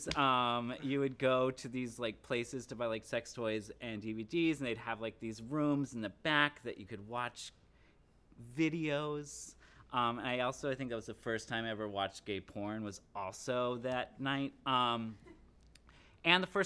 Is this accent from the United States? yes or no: yes; Cheyenne, Wyoming, United States; moved away; I grew up in Cheyenne, Wyoming, which, if you don't know, is a fairly conservative environment.